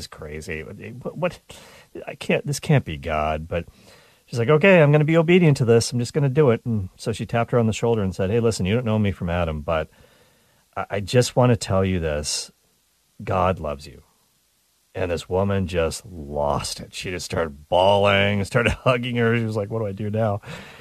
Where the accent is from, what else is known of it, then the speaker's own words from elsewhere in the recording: Canada; I'm Canadian